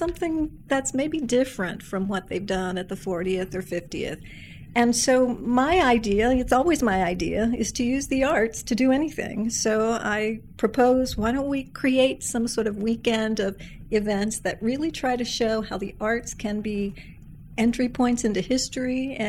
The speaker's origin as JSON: {"language": "English", "town": "Santa Barbara", "region": "California", "country": "United States", "tie": "born or raised there", "also_born_or_lived": "Lexington, Kentucky / Reading, England", "said": "I grew up in Santa Barbara, California"}